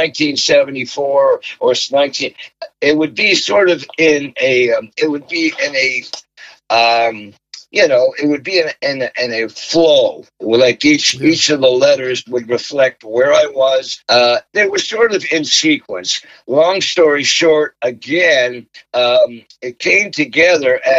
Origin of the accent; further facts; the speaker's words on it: Montreal, Quebec, Canada; a kid growing up in Montreal with triplet brothers, a sister, a big family